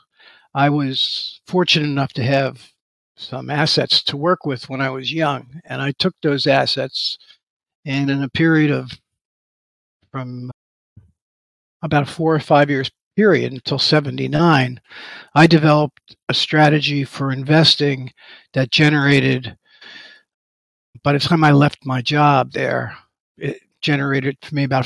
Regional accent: New York City, New York, United States; moved away as an adult; I was born in Manhattan. I worked in Manhattan for the beginning stages of my career

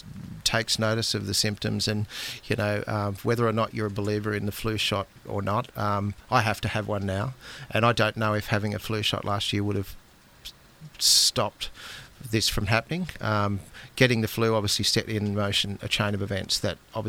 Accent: Australia; I'm typical Aussie bloke

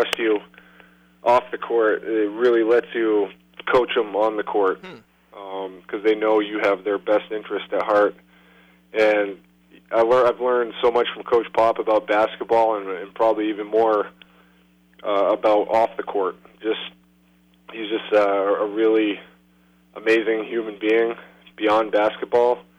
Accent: Concord, New Hampshire, United States; moved away as an adult; now in San Antonio, United States; back in my hometown where I grew up in Concord, New Hampshire

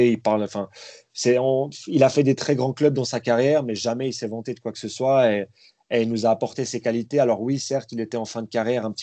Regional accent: Vallorbe, Vaud, Switzerland; Moi, je viens de Valorbe, dans le Nord-Vaudois. Donc, euh, pas loin de, entre Yverdon et Lausanne

